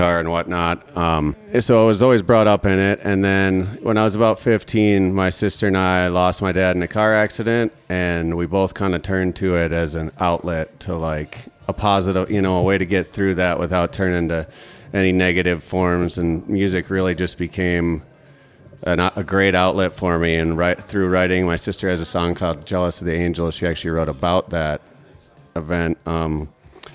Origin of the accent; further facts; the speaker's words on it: Minnesota, United States; now in Colorado, United States; I'm from Minnesota